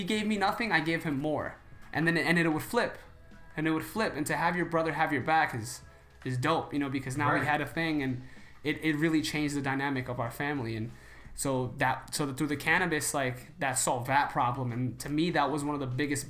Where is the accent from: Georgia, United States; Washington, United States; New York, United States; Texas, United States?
New York, United States; I'm from New York.